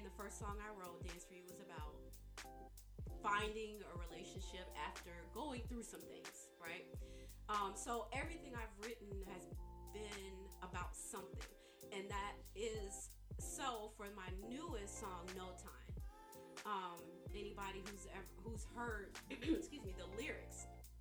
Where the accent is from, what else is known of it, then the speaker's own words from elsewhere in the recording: Chicago, Illinois, United States; now in Atlanta, United States; I am from Chicago